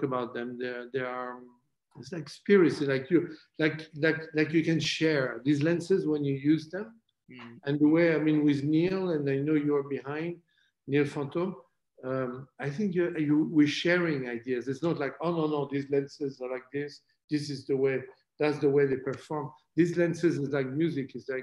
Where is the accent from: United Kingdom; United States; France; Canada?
France; accent: French; English is a second language; my French accent